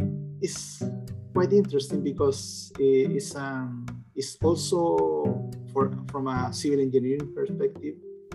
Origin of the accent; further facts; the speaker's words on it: Chillán, Ñuble, Chile; moved away; also born or lived in Concepción, Chile; I'm originally from Chile. Mm-hmm. I grew up in a city called Chillán, which is about 4.5 hours south from Santiago.